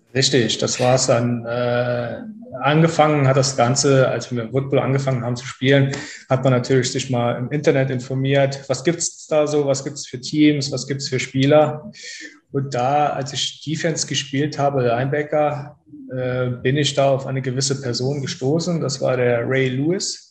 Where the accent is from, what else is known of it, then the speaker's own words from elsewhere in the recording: near Trier, Rhineland-Palatinate, Germany; komme aus der Nähe der ältesten Stadt Deutschland, das ist Trier in Rheinland-Pfalz